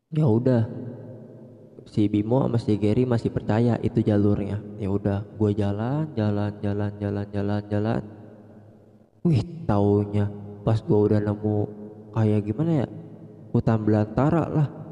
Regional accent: Bogor, West Java, Indonesia; gue dari Bogor

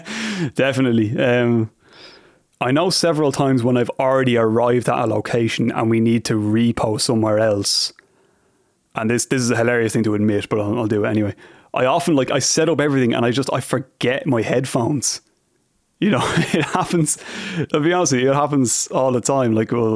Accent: Ireland; now in United States; about working in the US for me is I find it quite easy to diffuse situations purely based on the novelty of being Irish.

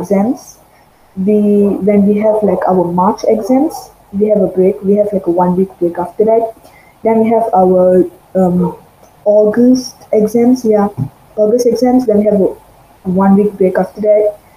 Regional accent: Malaysia; I'm from Malaysia

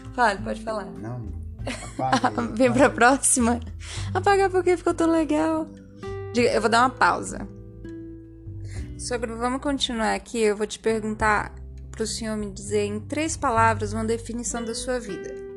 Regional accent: Feira de Santana, Bahia, Brazil; Eu vim de Feira de Santana, Bahia

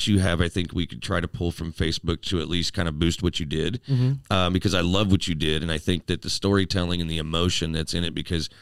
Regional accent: United States; as an American

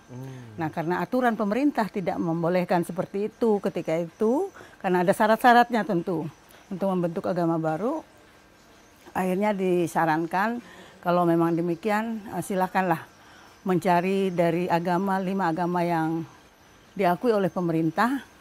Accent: Palangka Raya, Central Kalimantan, Indonesia; Izin mas saya asli Kalimantan Tengah, saya asli Dayak.

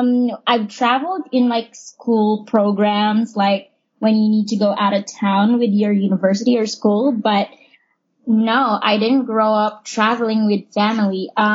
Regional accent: Philippines; Ruben is from Spain and I'm from the Philippines.

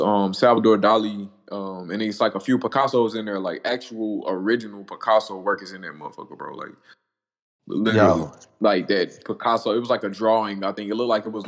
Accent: Dallas, Texas, United States; moved away as an adult; now in Tyler, United States; I was born in Tyler, but I grew up in Dallas

